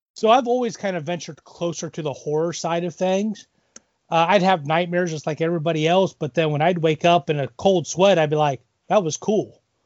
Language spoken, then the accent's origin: English; Elida, Ohio, United States; now in Columbus Grove, United States; I actually grew up in Elida, so kind of okay. another small village